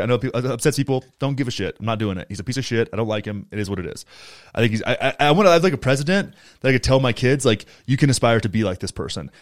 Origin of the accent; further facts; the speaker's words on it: Graham, Texas, United States; moved away; my hometown, Graham, Texas